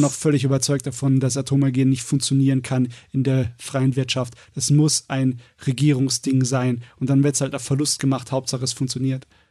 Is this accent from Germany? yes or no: yes; Germany; wir sind Deutsche